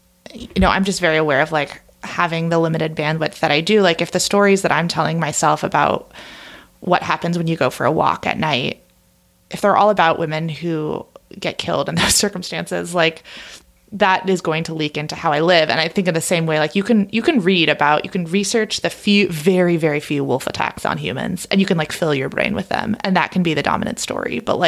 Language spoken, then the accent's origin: English; Oregon, United States; suddenly this wolf started grabbing headlines, and it was in my home state of Oregon.